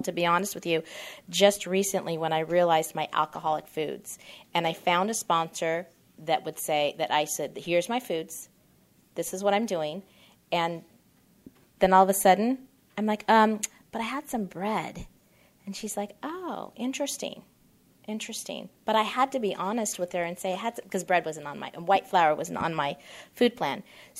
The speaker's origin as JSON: {"language": "English", "region": "California", "country": "United States", "said": "I can, because I come from Orange County. We eat sugar."}